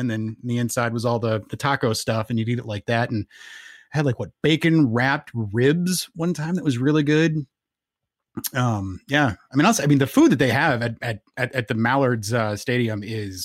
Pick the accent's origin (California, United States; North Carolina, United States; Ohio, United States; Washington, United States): North Carolina, United States; Charlotte; now in Madison, United States; I was raised in Charlotte, North Carolina